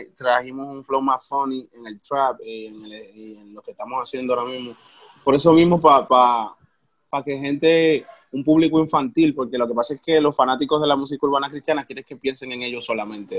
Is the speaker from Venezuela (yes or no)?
no; Dominican Republic; Nosotros somos, nosotros somos dominicanos